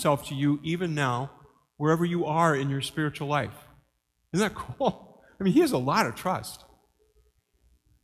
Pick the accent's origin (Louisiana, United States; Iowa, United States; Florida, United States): Iowa, United States; Mason City; growing up in Mason City